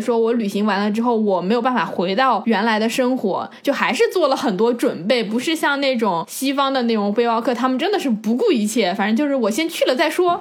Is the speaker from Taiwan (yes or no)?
no; China; now in Vancouver, Canada; 像我们这种比较就是中国教育背景下长大的人